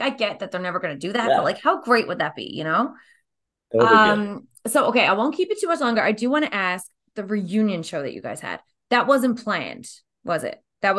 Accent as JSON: {"language": "English", "country": "Canada", "said": "We're too Canadian or something."}